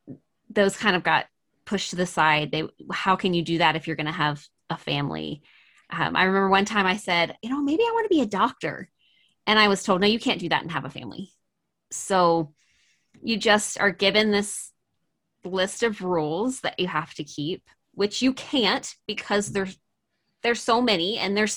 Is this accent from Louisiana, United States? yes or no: no; Maryland, United States; I am originally from Maryland in the US, mm-hmm. and which is on the East Coast. And I was actually born and raised in a fundamental Christian cult.